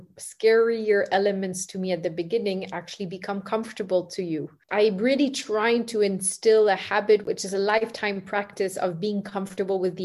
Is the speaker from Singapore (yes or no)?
yes; Singapore; I grew up in Singapore